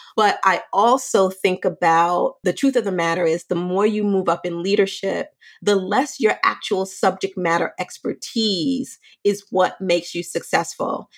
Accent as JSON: {"language": "English", "town": "New York City", "region": "New York", "country": "United States", "tie": "born or raised there", "said": "I'm from Brooklyn. I grew up in the hood."}